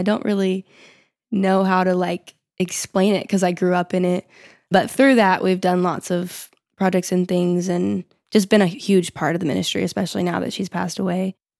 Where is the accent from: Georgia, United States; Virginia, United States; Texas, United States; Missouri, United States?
Texas, United States; Yeah, we're from Texas